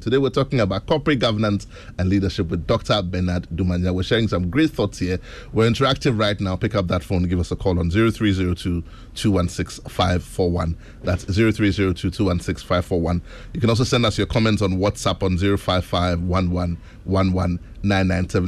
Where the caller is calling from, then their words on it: Tema, Greater Accra, Ghana; I'm calling from Tema